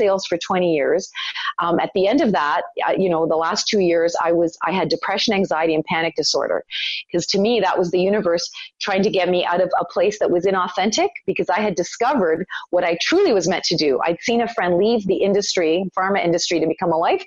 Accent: Toronto, Ontario, Canada; born or raised there; also born or lived in Italy

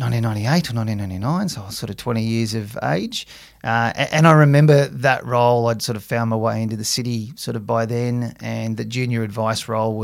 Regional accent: Camden, New South Wales, Australia; I grew up out in Camden, which is, you know, sort of 60k southwest of Sydney, and started working at the CBA in Picton, which was another 15k's further out

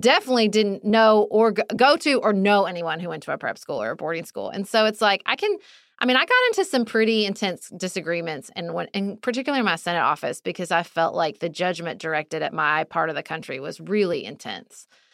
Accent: Kentucky, United States; moved away; also born or lived in Washington, D.C.; I lived, I grew up in Kentucky.

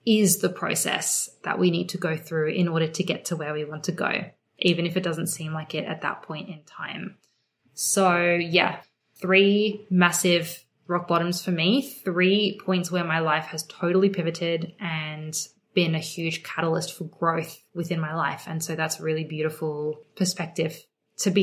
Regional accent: Sydney, New South Wales, Australia; also born or lived in Melbourne; I was born and raised in Sydney, Australia. I feel very blessed to have grown up here. I am actually still here

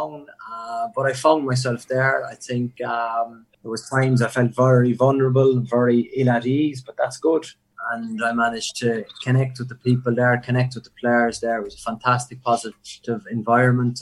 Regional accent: Cork, Munster, Ireland; moved away; I am from Cork and it's the other side of the world

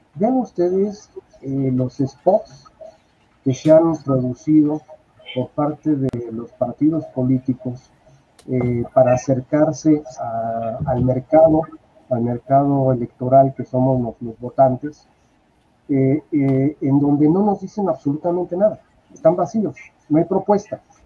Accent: Mexico; soy mexicano

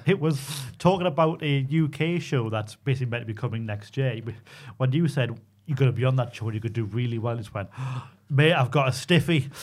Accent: Newcastle upon Tyne, North East England, United Kingdom; accent: Geordie; quite as Geordie as me from New Biggin Hall

